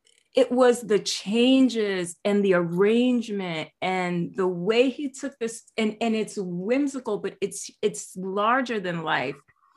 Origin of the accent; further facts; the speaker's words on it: New York City, New York, United States; I grew up in the South Bronx in this co-op building, I guess you call it.